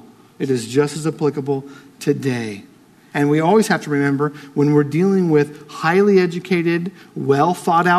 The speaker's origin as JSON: {"language": "English", "country": "United States", "said": "I'm American"}